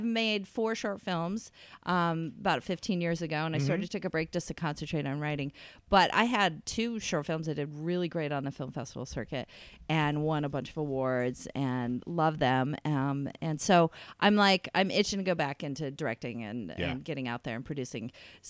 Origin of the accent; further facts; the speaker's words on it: New York, United States; My hometown area in upstate New York.